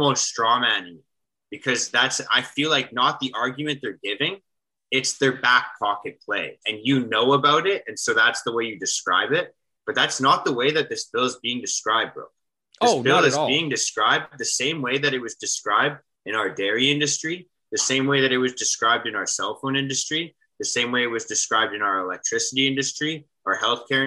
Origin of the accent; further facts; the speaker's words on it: Canada; We're Canadian podcasters